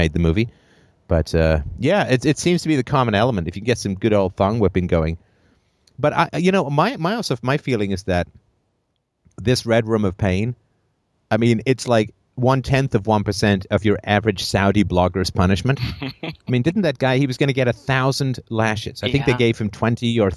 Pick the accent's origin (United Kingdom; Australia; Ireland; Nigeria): Ireland; moved away; I was born in Ireland